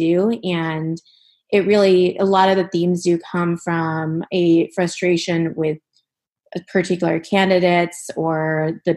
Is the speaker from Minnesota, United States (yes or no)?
yes; Minnesota, United States; moved away; I was born and raised in the Midwest, but my family is from West Bengal